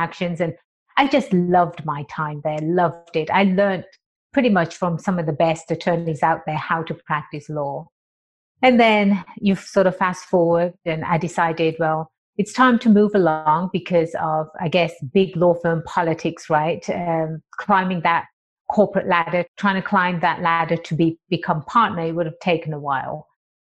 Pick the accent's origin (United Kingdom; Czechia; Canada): United Kingdom; England; also born or lived in Birmingham; now in San Diego, United States; I was born and raised in England